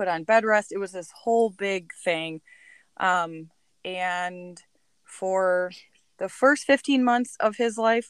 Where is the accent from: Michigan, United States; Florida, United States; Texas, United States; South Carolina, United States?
Michigan, United States; Bay City; I grew up in the Bay City area